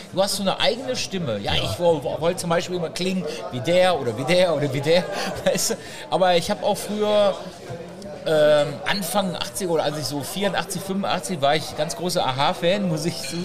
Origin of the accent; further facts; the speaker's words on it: Essen, North Rhine-Westphalia, Germany; ich komme ja ursprünglich aus Essen, ich wohne auch noch in Essen